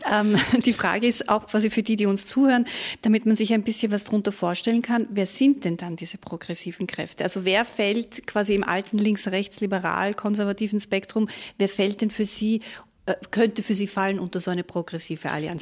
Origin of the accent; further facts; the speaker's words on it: Austria; Bei uns in Österreich